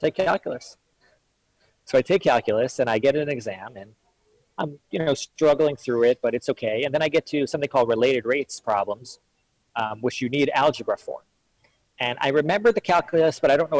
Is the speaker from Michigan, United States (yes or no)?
yes; Detroit, Michigan, United States; also born or lived in Israel; I grew up in Detroit, in Detroit, Michigan